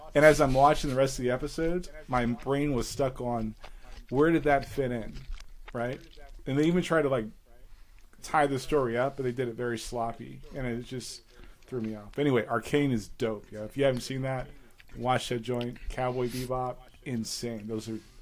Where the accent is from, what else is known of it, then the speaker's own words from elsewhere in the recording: New York City, New York, United States; moved away; we stayed in the PJs in Staten Island.